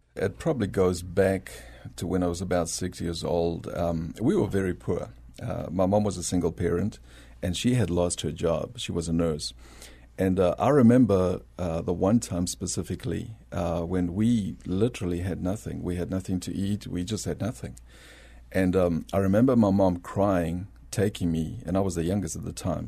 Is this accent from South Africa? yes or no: yes; South Africa; accent: South African; moved away as an adult; also born or lived in Bolivia; now in San Antonio, United States; I was born in Bolivia, South America, uh, but grew up in South Africa